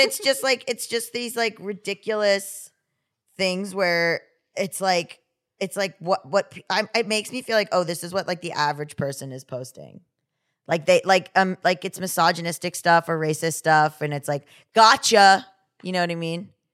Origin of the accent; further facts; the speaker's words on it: Florida, United States; I was from Florida